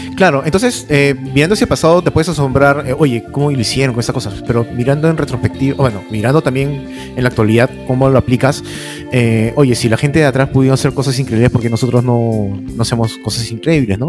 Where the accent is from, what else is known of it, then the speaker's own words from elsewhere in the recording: Peru; also born or lived in Lima; Dos cosas que somos conocidos del Perú en el extranjero